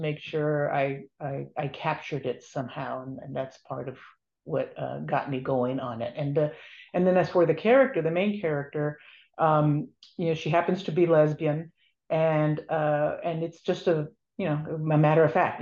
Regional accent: Los Angeles, California, United States; where I grew up in Boyle Heights in Los Angeles

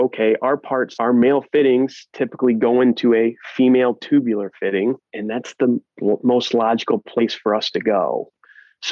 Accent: Northwest Ohio, United States; also born or lived in Columbus, Ohio; I grew up in a very, very small town in Northwest Ohio, population 500

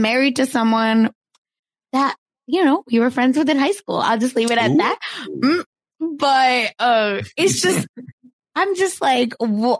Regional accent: Oklahoma, United States; I grew up in Oklahoma

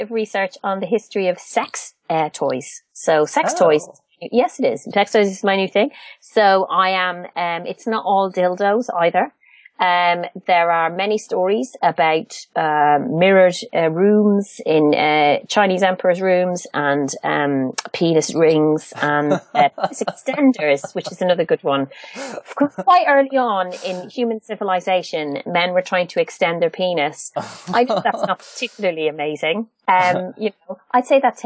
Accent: Ireland; I'm an Irish.

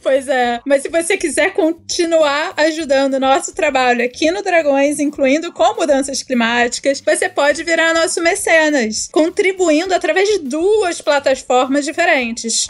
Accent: Rio de Janeiro, Brazil; como carioca, me sinto representada

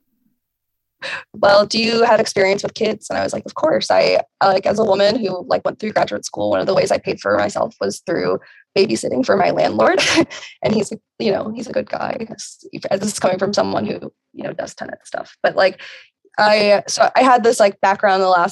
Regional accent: Virginia, United States; I am from Virginia, and I currently live in Southwest Virginia

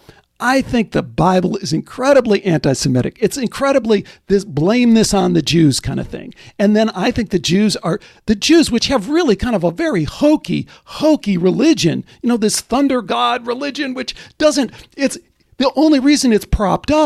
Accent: Chicago, Illinois, United States; when I was a kid growing up in Chicago

